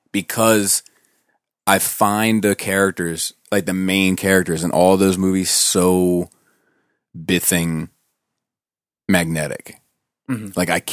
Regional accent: Columbia, Maryland, United States; So we grew up in the same town. We grew up in Columbia.

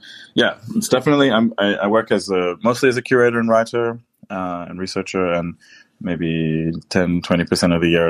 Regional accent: East Coast, Australia; also born or lived in Niue / Samoa; So I was born in Niue country and grew up in different First Nations territories across the east coast of Australia and also in our lands in Samoa.

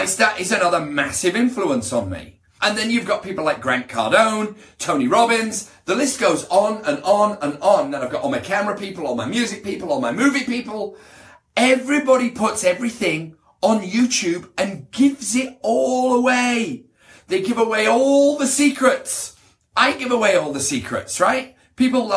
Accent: United Kingdom; now in Beverly Hills, United States; I'm British. Very proud to be British

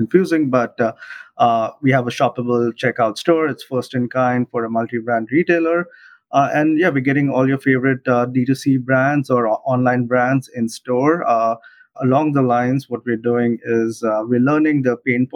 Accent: Mumbai, Maharashtra, India; moved away as an adult; also born or lived in Illinois, United States; now in New York, United States; I'm originally from Mumbai, India, born and raised, but been here in the US for the last 12 years

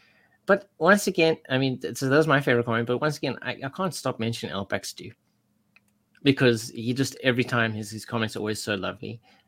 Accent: Tennessee, United States; I was wrong about a lot of things, especially thinking you were British, but then I am from Tennessee.

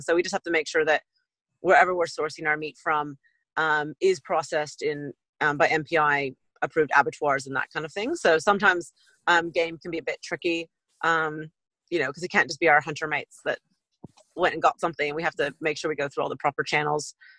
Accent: west coast of the States, United States; accent: American; moved away as an adult; now in Auckland, New Zealand; I'm uh, American born, originally from west coast of the states

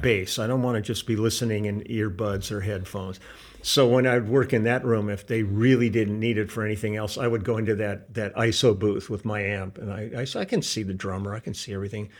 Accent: Los Angeles, California, United States; also born or lived in Milwaukee, Wisconsin; we moved here when I was f, going on five years old. So my roots in Milwaukee aren't, aren't, uh, that deep. You know, I'm pretty much a San Fernando Valley kid.

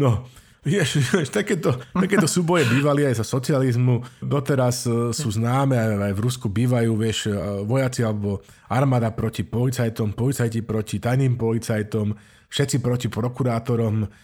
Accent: Slovakia; Slováci my sa vždycky pýtame, že odkiaľ si

